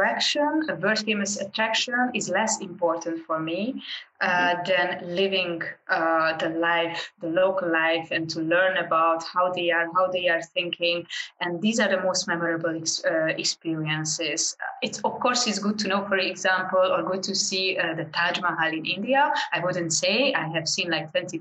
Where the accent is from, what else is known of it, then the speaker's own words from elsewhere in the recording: Hungary; I'm from Hungary originally, and I work with Hungarian groups abroad